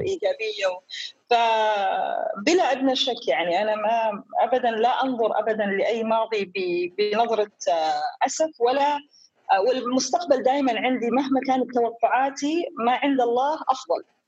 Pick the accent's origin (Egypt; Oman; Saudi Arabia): Oman; Dhofar; also born or lived in Portsmouth, United Kingdom; أنا ابنة عمان